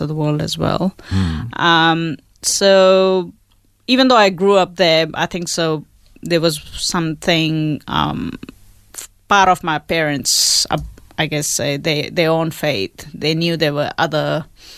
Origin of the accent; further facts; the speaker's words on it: India; now in Australia; I was born in India